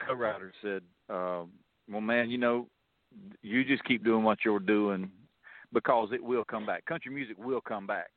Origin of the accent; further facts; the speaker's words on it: Lyons, Georgia, United States; I was born and raised in South Georgia, a little town called Lyons, Georgia